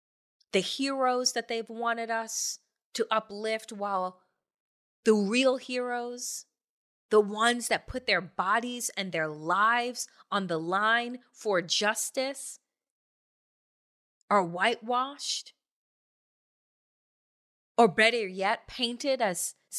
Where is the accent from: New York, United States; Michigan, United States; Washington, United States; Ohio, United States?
New York, United States; growing up on Eastern Long Island in a 95% white community, 95, 96, 98.